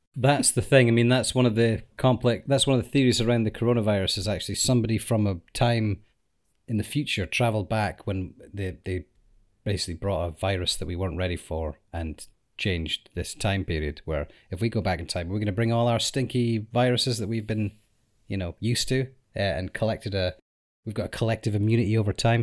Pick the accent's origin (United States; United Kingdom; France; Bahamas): United Kingdom; we're from the United Kingdom